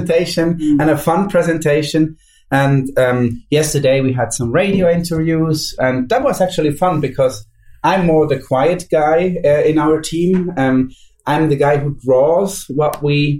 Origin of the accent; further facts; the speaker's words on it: Switzerland; I'm Swiss